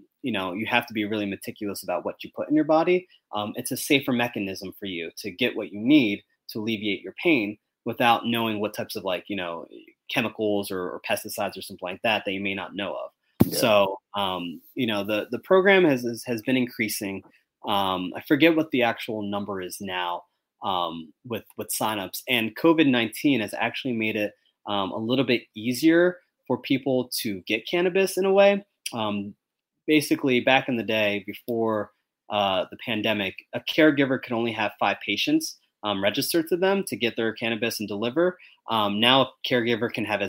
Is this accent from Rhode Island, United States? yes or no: no; Sicklerville, New Jersey, United States; also born or lived in Virginia; now in Philadelphia, United States; I was born and raised in South Jersey, right? In Sicklerville, Camden County